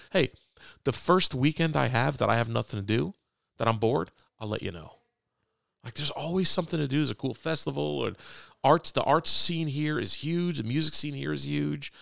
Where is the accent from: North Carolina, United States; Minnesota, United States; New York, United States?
New York, United States; New York City; moved away; also born or lived in Fort Wayne; I was born on Lower East Side of Manhattan